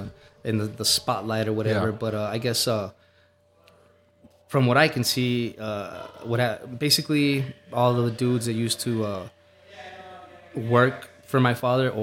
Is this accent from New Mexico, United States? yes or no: no; El Paso, Texas, United States; I grew up in Central with my grandma on my mom's side.